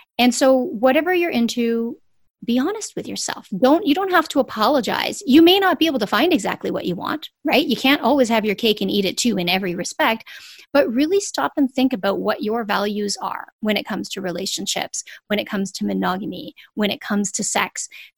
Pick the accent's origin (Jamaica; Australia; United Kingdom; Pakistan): Jamaica; I'm Jamaican. My mom's from Jamaica.